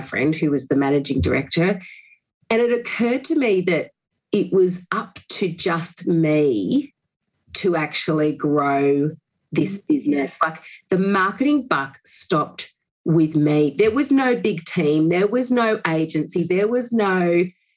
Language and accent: English; Bathurst, New South Wales, Australia; also born or lived in Sydney / London; after growing up in Bathurst and I went to university there, I moved down to Sydney